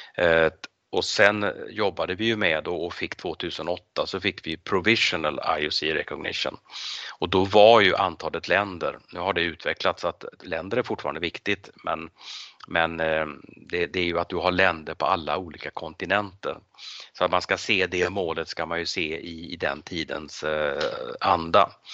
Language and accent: Swedish; Sweden; Och du och jag som svenskar och som europeer